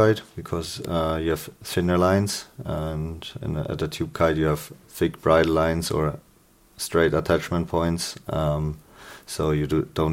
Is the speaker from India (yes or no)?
no; Germany; from Germany